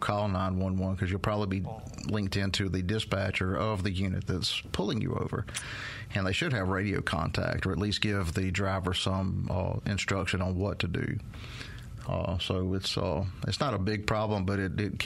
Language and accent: English; Meridian, United States; I'm from Meridian